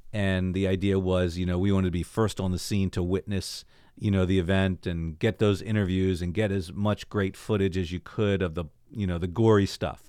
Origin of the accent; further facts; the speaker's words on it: Baltimore, Maryland, United States; moved away as an adult; also born or lived in Pikesville, Maryland; now in Northern Virginia, United States; I grew up in Baltimore, uh, so I'm now in the Northern Virginia area